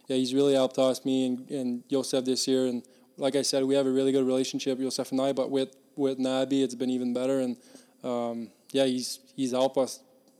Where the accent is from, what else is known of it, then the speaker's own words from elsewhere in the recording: Victoriaville, Quebec, Canada; moved away; I grew up in Victoriaville where there's a Q team